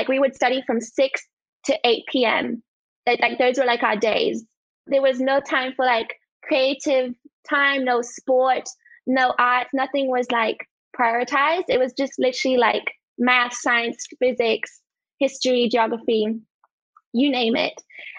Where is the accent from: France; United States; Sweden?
France; now in Australia; Okay, so I'm originally from France. I've lived most of my life overseas in different countries, but I've spent a good part of my life in France.